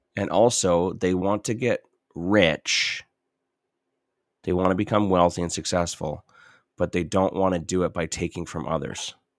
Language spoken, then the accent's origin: English; Southern Ontario, Canada; I was in Southern Ontario. Completely different culture